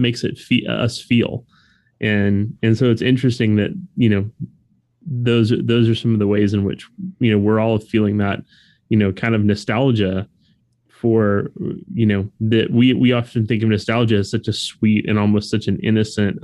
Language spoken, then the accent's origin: English; South Florida, United States; as a white kid growing up in South Florida